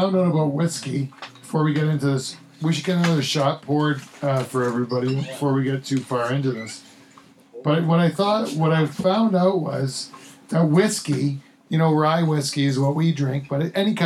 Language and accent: English; Waterford, Ontario, Canada; We're from Waterford